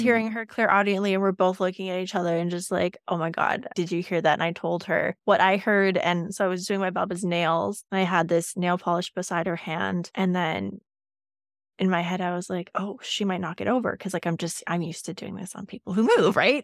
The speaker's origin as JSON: {"language": "English", "country": "Canada", "also_born_or_lived": "Yukon", "said": "we're Canadian, we have that here"}